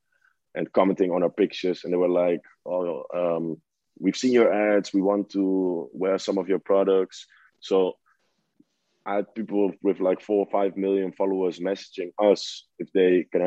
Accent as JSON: {"language": "English", "country": "Netherlands", "tie": "born or raised there", "said": "I grew up in the Netherlands"}